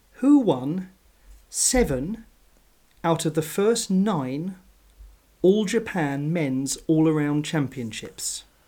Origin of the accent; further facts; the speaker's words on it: United Kingdom; I'm a British sports fan